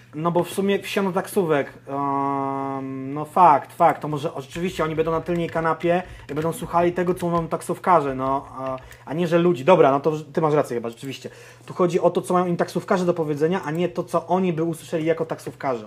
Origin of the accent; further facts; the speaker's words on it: Konin, Greater Poland, Poland; jestem z Konina, więc też jakby Wielkopolska miała to na mnie wpływ